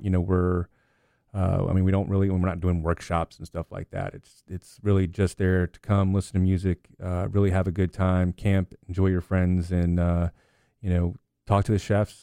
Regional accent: Loudoun County, Northern Virginia, United States; moved away; I grew up on two hundred eighty acres in Loudoun County

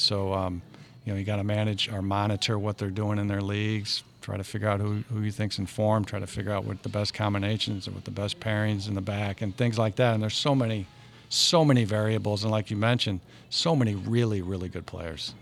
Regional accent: St. Louis, Missouri, United States; we claimed North Saint Louis, but it was more Maryland Heights, Bridgeton

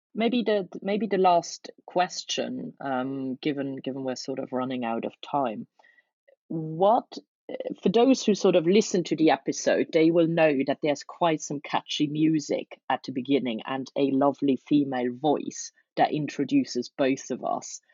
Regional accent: Luxembourg; now in London, United Kingdom; I'm from Luxembourg myself

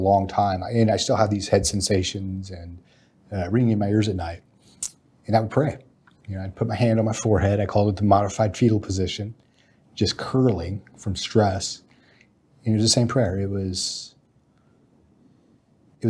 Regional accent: Alaska, United States; I'm a Texan by ancestry, but Alaskan by childhood.

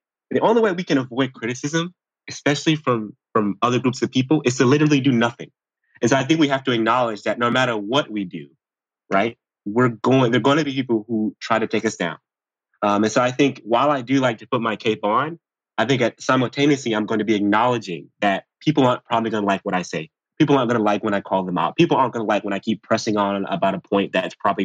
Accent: College Park, United States; I grew up in College Park

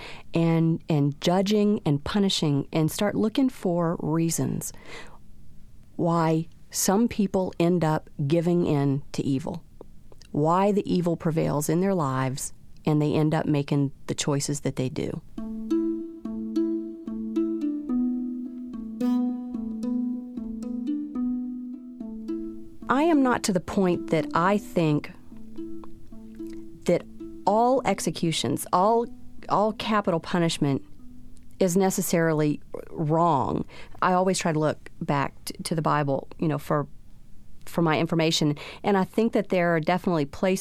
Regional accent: South Louisiana, United States; We grew up in South Louisiana

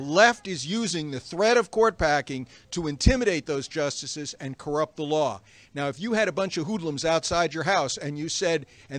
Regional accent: McLean, Virginia, United States; from McLean, Virginia.

